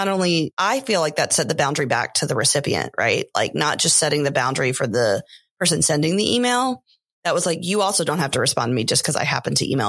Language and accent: English; Aiken, South Carolina, United States; I grew up in Aiken.